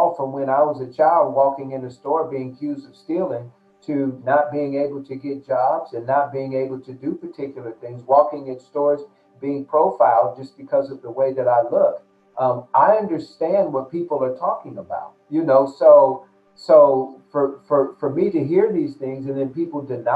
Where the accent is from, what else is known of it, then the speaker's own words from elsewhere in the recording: United States; growing up in America as a Black man